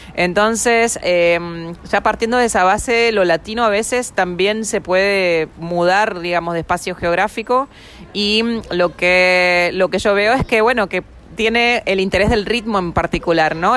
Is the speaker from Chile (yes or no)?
no; Argentina; now in New York, United States; mi raíz eh, como argentina